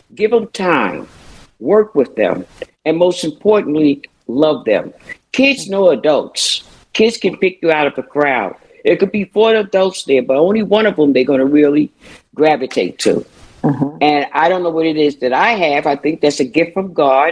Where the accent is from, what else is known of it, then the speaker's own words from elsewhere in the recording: New York City, New York, United States; growing up in Brooklyn, New York